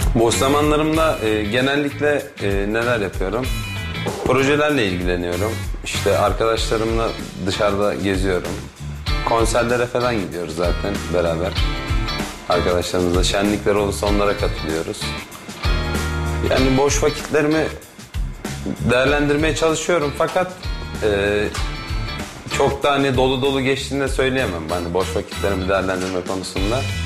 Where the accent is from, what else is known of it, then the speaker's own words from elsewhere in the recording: İzmir, Turkey; moved away as an adult; now in Kayseri, Turkey; İzmir'de doğup büyüdük